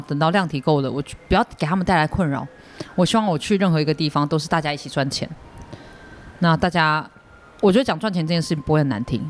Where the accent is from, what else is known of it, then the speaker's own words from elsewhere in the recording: Taiwan; 我是台湾人